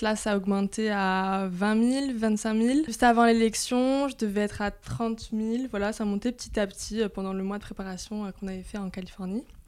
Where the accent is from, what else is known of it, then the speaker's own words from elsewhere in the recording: Corsica, France; je suis corse